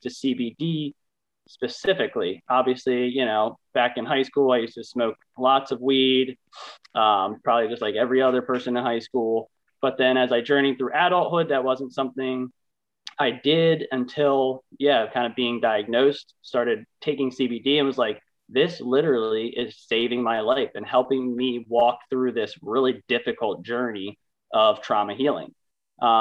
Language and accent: English; Lancaster County, Pennsylvania, United States; I was born and raised here in Lancaster County.